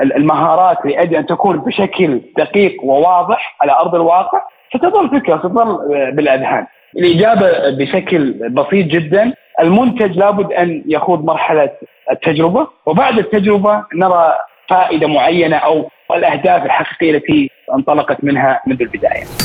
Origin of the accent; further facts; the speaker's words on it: Saudi Arabia; من المملكة العربية السعودية